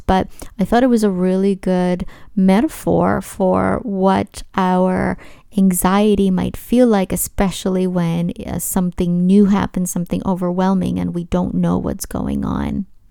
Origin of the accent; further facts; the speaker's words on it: New York City, New York, United States; a young teenager from Brooklyn, my hometown